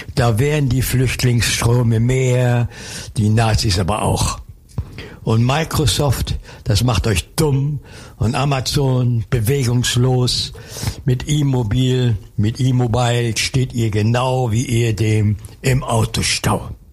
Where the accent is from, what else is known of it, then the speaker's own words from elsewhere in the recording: Dippoldiswalde, Saxony, Germany; moved away; also born or lived in Cologne; ich komme aus dem Erzgebirge, aus Dippoldiswalde.